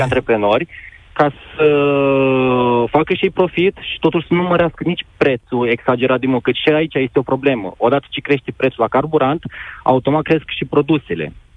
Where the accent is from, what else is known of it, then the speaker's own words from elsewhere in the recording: Moldova; Eu nu sunt uh, din uh, România, sunt din Republica Moldova